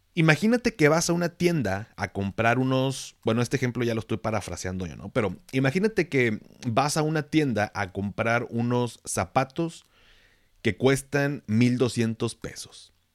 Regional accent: Mexico; términos que utilizo que es como muy mexicano, muy de acá

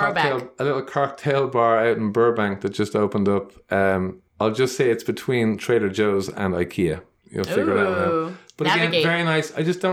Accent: Dublin, Leinster, Ireland; now in Los Angeles, United States; So I was born and raised in Dublin.

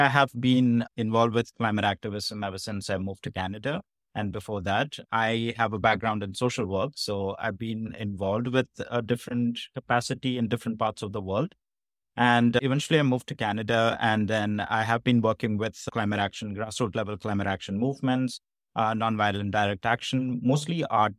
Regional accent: Kerala, India; I'm from Kerala in South India, and we are currently experiencing climate change.

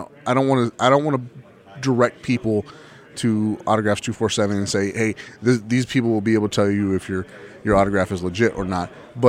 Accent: Texas, United States; as a Texan

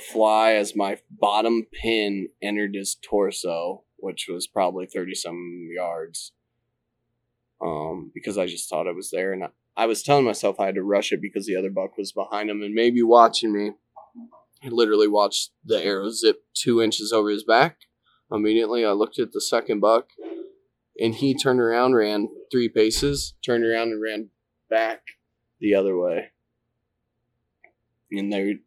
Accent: Eastern Iowa, United States; I grew up in Eastern Iowa my entire life

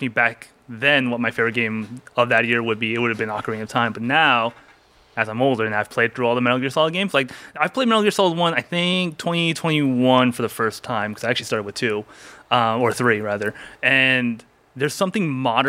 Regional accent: Seoul, South Korea; moved away; I grew up in Seoul at this time

